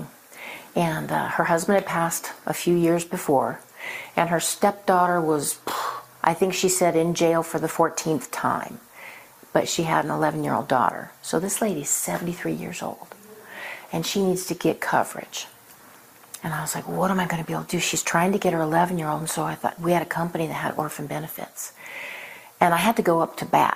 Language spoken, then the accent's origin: English; Reno, Nevada, United States; I grew up in Reno, Nevada, and I went to Oregon State for a couple years.